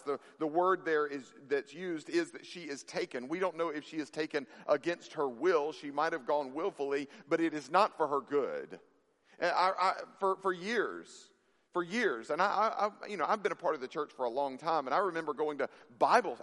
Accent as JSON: {"language": "English", "region": "Mississippi", "country": "United States", "tie": "born or raised there", "said": "I grew up in Mississippi"}